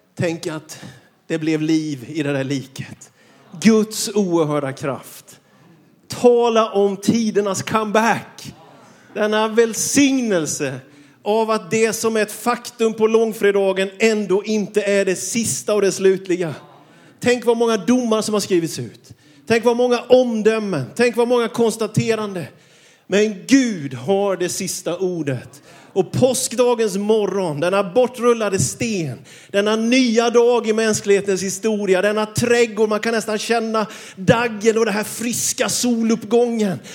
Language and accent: Swedish; Björkeby, Jönköping County, Sweden; Jag kommer från Björkeby utanför Vetlanda. Jag är uppvuxen i en by med mer kossor än människor till invånare